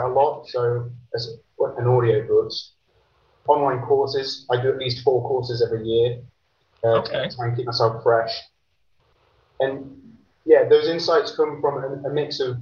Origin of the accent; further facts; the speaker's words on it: Grantham, East Midlands, United Kingdom; I'm from the UK. I grew up in a small town in a place called Lincolnshire. The town's called Grantham.